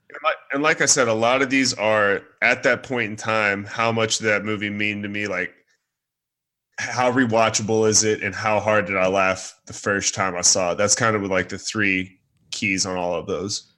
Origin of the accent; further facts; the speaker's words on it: Texas, United States; also born or lived in Dallas-Fort Worth; now in Austin, United States; I'm from Texas